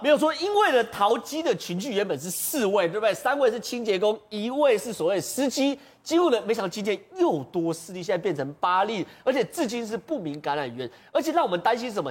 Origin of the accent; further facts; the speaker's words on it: Taiwan; 我们台湾人没有做好这样心理准备